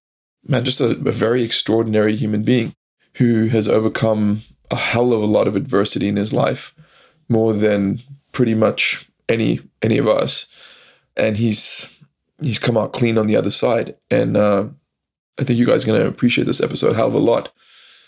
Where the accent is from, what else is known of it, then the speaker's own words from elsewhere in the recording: South Africa; now in United States; I live in America now, but I'm originally from South Africa